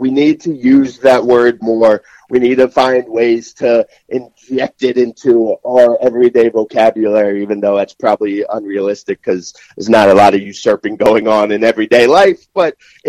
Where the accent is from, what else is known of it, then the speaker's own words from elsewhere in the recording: New Jersey, United States; I grew up in North Jersey.